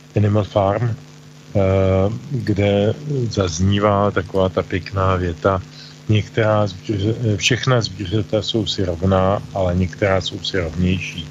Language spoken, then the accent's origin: Czech; Czechia; u nás v Čechách